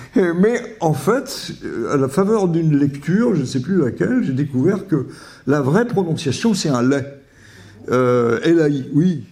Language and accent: French; Vichy, Auvergne-Rhône-Alpes, France; j'ai passé toute mon enfance à Vichy